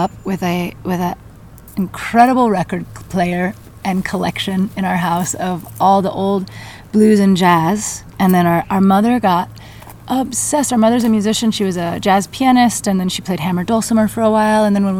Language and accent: English; Atlanta, Georgia, United States; moved away as an adult; also born or lived in southern Mexico; We grew up in Atlanta. And we had, you know, this really interesting kind of identity crisis of our southernness